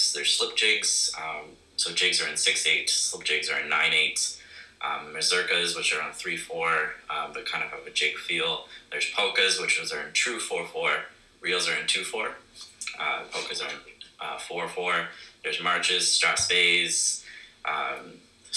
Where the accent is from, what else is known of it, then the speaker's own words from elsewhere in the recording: Ottawa, Ontario, Canada; now in Charlottetown, Canada; I'm from Ottawa.